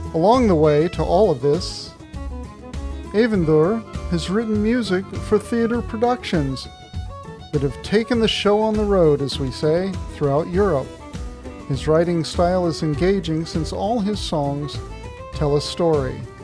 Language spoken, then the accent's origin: English; United States; now in Canada; although I'm in Canada, and that's where I live now, uh, I'm originally from the United States.